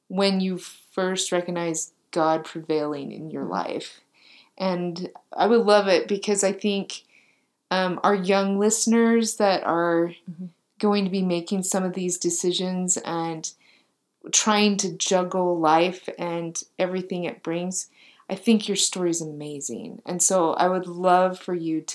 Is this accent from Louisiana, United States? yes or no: no; Idaho, United States; I'm from Idaho. We say slower